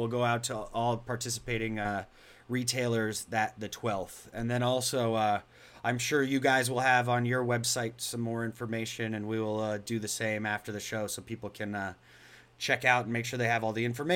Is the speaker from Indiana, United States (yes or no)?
no; Colorado, United States; now in Florida, United States; when I come back to Colorado, my home state, which I dearly love